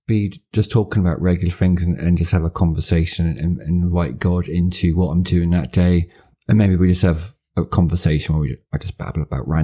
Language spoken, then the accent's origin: English; Devon, South West England, United Kingdom; accent: Devonshire; I'm from Devon, isn't I? I tried to be less Devon today